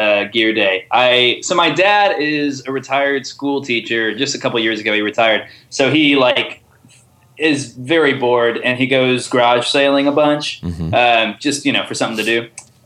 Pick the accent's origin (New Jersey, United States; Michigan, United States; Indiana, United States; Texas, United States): Indiana, United States; Indianapolis; now in Nashville, United States; growing up in Indianapolis